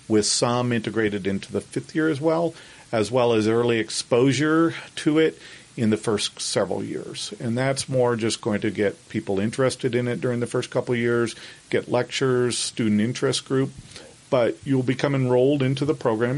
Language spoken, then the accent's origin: English; Kansas, United States; moved away as an adult; now in Salt Lake City, United States; I grew up in Kansas